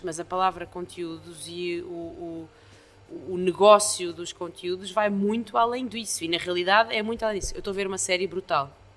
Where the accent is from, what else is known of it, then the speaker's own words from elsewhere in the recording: Estoril, Lisbon, Portugal; also born or lived in Brazil; now in Lisbon, Portugal; Eu, eu cresci no Estoril